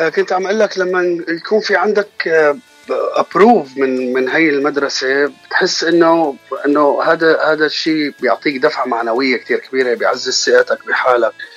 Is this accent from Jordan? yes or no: no; Aleppo, Aleppo Governorate, Syria; moved away as an adult; now in United States; انا من حلب عمري 32 سنه